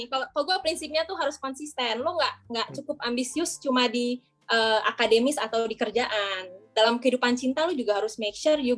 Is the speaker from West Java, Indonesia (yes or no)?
yes; Bandung, West Java, Indonesia; moved away as an adult; now in Depok, Indonesia; pertama gue masuk sebagai anak daerah ya gue dari Bandung sampai ke Depok Raya nggak kenal siapa-siapa dong ya